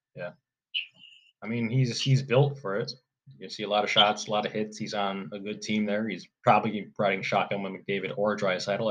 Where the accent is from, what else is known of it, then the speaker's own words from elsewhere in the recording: Michigan, United States; I'm from Michigan.